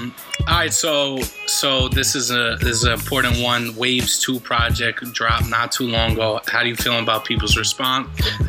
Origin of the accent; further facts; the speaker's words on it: New York, United States; I'm a New Yorker Jets fan